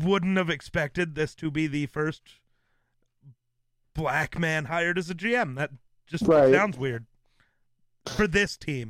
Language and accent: English; Wyoming, United States; I'm from Wyoming